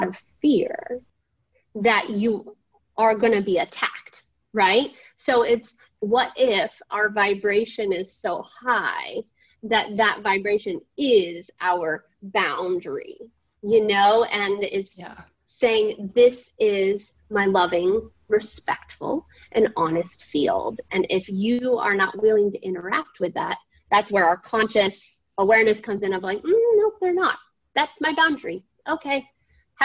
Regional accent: Southern Maine, United States; moved away; I'm from Southern Maine

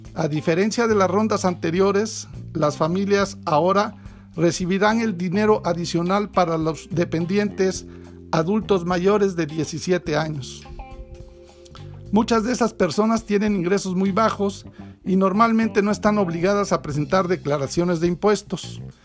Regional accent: Mexico

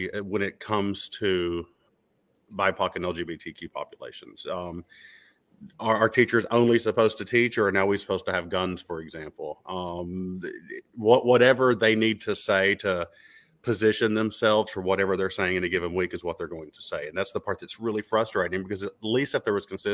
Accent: Mount Sterling, Kentucky, United States; my hometown in Mount Sterling

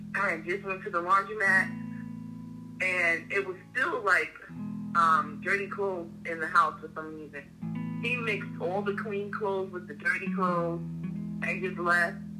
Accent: Hempstead, New York, United States; we grew up in Hempstead

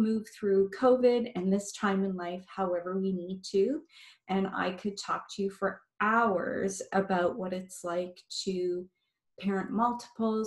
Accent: Montreal, Quebec, Canada; also born or lived in Barrie, Ontario; now in Amherstview, Canada; I am from Montreal originally, and my heart is still there

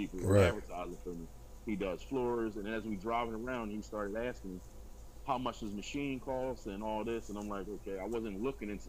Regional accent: Philadelphia, Pennsylvania, United States; I'm originally from South Philadelphia, now reside up in the Germantown area of the city

